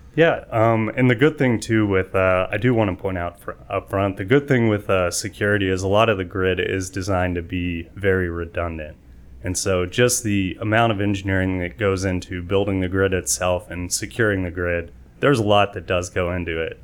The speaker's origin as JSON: {"language": "English", "town": "San Antonio", "region": "Texas", "country": "United States", "tie": "born or raised there", "also_born_or_lived": "Waco, Texas / Fort Meade, Maryland", "said": "I'm here from San Antonio, so, uh, moved here in middle school"}